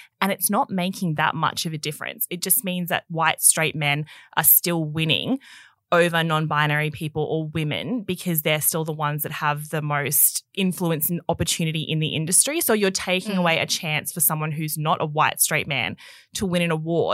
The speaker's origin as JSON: {"language": "English", "country": "Australia", "tie": "born or raised there", "said": "growing up in Australia, it used to be you watched Home and Away every night"}